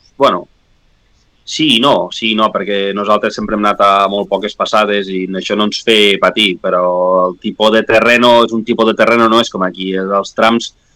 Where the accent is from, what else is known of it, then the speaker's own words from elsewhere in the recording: La Guàrdia, Catalonia, Spain; a la Guàrdia, al meu poble